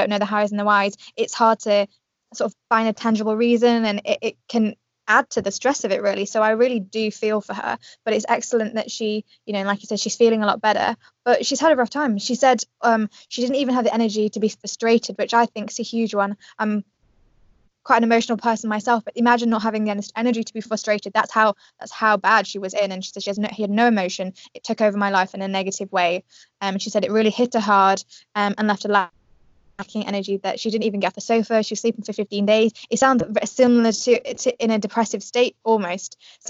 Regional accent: Yorkshire and the Humber, United Kingdom; Now I know my accent might not tell you, but actually I'm from Yorkshire, so I'm not as north, but I'm definitely northern, and pants just means different things.

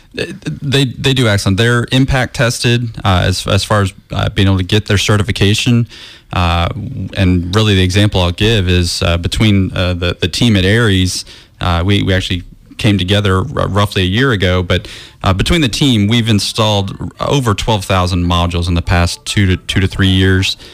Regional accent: Florida, United States; I'm actually from Florida also.

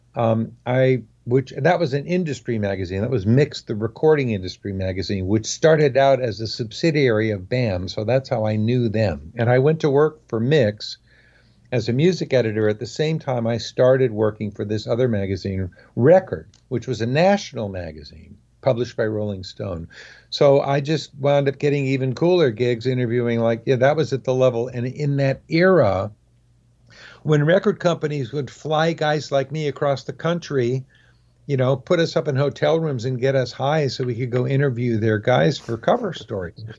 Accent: Oakland, California, United States; also born or lived in San Fernando Valley, California; I consider myself, uh, an Oakland native, even though I wasn't actually born here

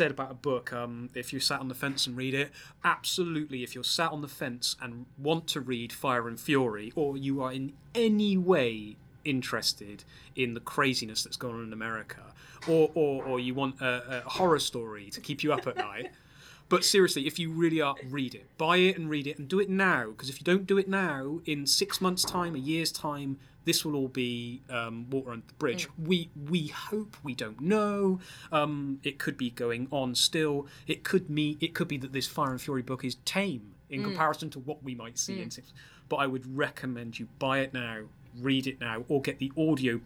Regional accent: United Kingdom; being a Brit

